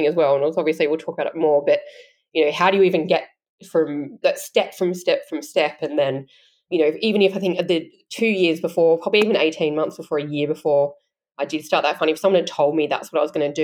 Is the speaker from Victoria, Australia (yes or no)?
no; Canberra, Australian Capital Territory, Australia; I grew up in Canberra